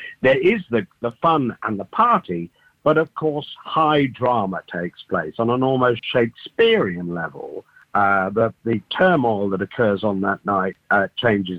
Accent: England, United Kingdom; moved away as an adult; now in Melbourne, Australia; I was born in England and grew up in England and had a career in music before I moved here

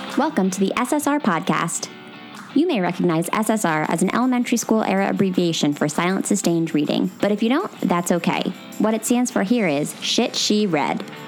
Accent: Northeast, United States; I'm from the Northeast

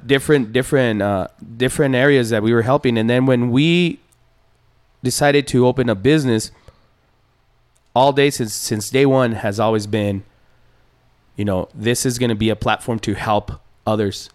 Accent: Ciudad Juárez, Chihuahua, Mexico; now in El Paso, United States; I'm from Juarez. I'm from I'm from uh, Bella Vista, which is one of the poorest uh, areas in town mm-hmm. in Juarez

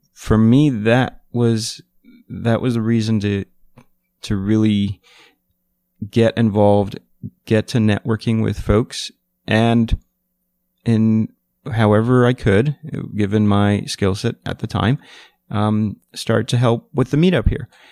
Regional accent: New York City, New York, United States; I'm from New York City

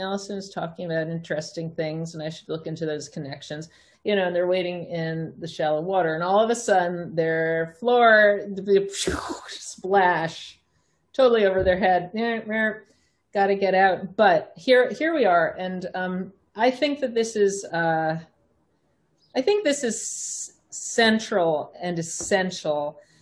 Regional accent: Long Island, New York, United States; I grew up on Long Island myself

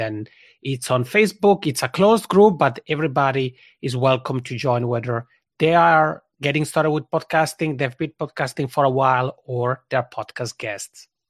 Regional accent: Italian-speaking part of Switzerland, Italian-speaking Switzerland, Switzerland; first language Italian; English is a second language; moved away as an adult; now in Helsinki, Finland; I'm already originally from the Italian speaking part of Switzerland, and that's where this funny accent comes from because Italian is my mother tongue. But I've been living here in Helsinki, Finland for almost eight years.

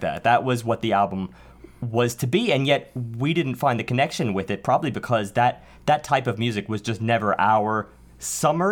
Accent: New York City, New York, United States; I can not claim to be anything besides a Staten Islander.

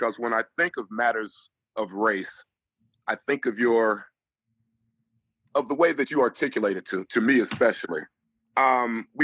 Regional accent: Berkeley, California, United States; I grew up in Berkeley in the 60s

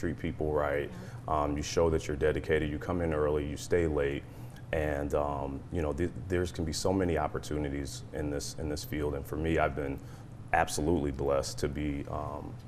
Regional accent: Columbus, Ohio, United States; moved away; We're originally from Columbus, Ohio

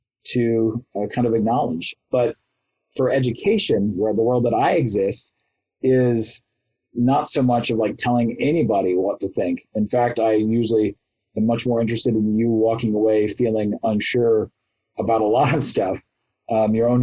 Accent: Ohio, United States; also born or lived in New York; now in Kansas, United States; I grew up in Ohio, lived in New York for a lot, and now I'm in Kansas

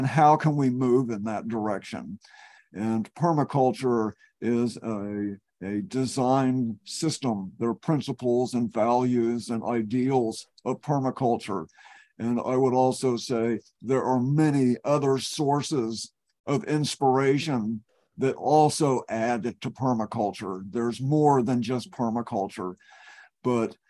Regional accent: Texas, United States; moved away as an adult; now in Eugene, United States; I've lived here in Eugene for 30 years. I'm a refugee from Texas.

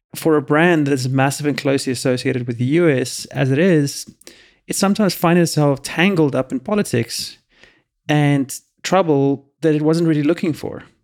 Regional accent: United States; as an American

